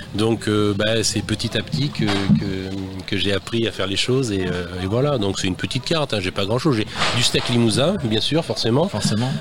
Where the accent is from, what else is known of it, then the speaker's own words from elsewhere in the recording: Saint-Léonard-de-Noblat, Nouvelle-Aquitaine, France; je suis né à Saint-Léonard et mes parents habitaient juste en face de Raymond Poulidor. Donc moi depuis tout petit, j'ai croisé Raymond Poulidor dans la rue